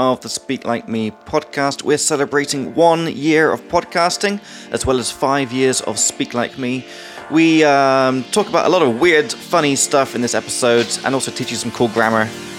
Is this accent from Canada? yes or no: no; England, United Kingdom; accent: British; now in Czech Republic; from England.